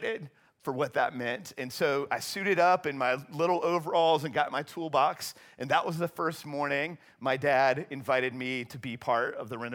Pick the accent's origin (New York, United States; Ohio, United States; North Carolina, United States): North Carolina, United States; Charlotte; I grew up here in Charlotte